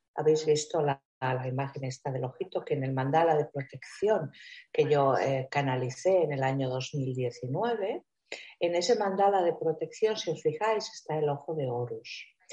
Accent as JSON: {"language": "Spanish", "country": "Spain", "said": "aquí en mi tierra, en España, ¿no? Sobre todo en el sur de España"}